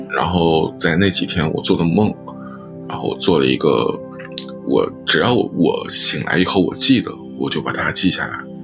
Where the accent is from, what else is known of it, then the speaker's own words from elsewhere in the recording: Taiyuan, Shanxi, China; moved away as an adult; now in London, United Kingdom; 我是出生于山西省太原市，然后就是一个比较，比较算是内陆的一个省会城市吧